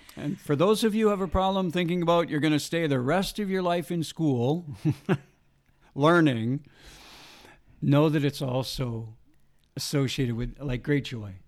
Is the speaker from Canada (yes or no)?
yes; Saskatchewan, Canada; I was raised in Saskatchewan.